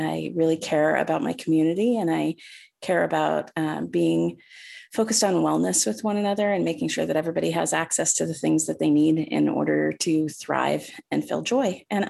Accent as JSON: {"language": "English", "town": "Fairbanks", "region": "Alaska", "country": "United States", "tie": "born or raised there", "also_born_or_lived": "Nutok, Alaska / Anchorage, Alaska", "said": "I use they, them pronouns. I was born in Fairbanks and then raised on Yupik land in Nutok, Alaska, and then on Lower Tanana Dene land back in Fairbanks. I've been living in Anchorage for, I think 8 years this time around. I'm a queer person"}